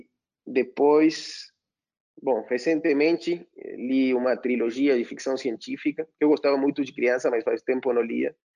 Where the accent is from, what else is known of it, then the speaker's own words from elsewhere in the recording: Argentina; moved away as an adult; now in São Paulo, Brazil; como bom argentino